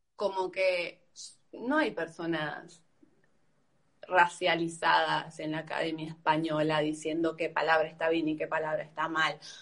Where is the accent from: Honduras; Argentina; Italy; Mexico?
Argentina; soy argentina, nací en Argentina